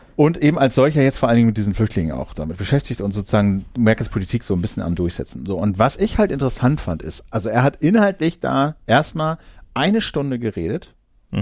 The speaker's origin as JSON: {"language": "German", "area": "Uelzen district", "region": "Lower Saxony", "country": "Germany", "tie": "born or raised there", "said": "im Landkreis Uelzen, da wo ich halt zur Schule gegangen bin"}